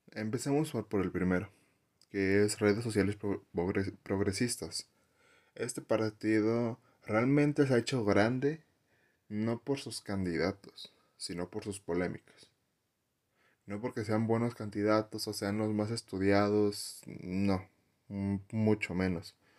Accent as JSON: {"language": "Spanish", "town": "Saltillo", "region": "Coahuila", "country": "Mexico", "said": "En el lugar donde yo vengo, Saltillo"}